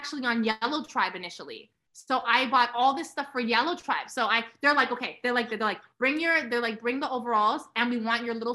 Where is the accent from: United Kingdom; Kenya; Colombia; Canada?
Canada; Toronto, Ontario; moved away as an adult; now in New York, United States; I grew up in Toronto, living in New York, going back and forth